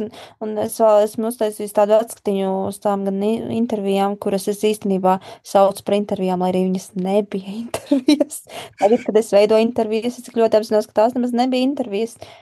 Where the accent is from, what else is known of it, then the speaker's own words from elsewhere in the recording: Gulbene, Gulbene Municipality, Latvia; moved away; šis ā, projekts arī saistās ar manu dzimto pilsētu, un es rakstīšu grāmatu, kurā būs ā, manas dzimtās pilsētas ā, cilvēki